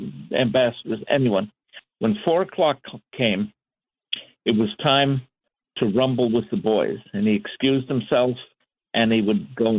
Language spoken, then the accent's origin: English; New York City, New York, United States; I was born in Queens